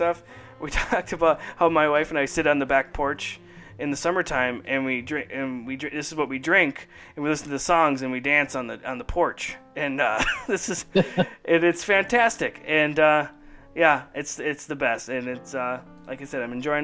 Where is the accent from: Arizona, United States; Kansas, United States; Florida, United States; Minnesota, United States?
Minnesota, United States; my home state of Minnesota, right in St. Paul